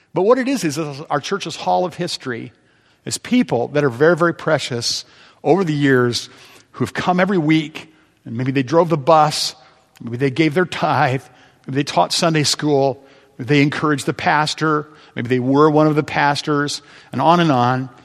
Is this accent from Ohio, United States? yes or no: yes; Ohio, United States; I'm from Ohio